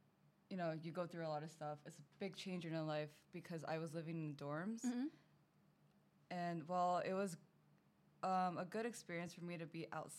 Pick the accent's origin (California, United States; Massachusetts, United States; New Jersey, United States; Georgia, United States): New Jersey, United States; moved away as an adult; also born or lived in Manhattan, New York; now in South Korea; So I'm from America, born and raised in New Jersey.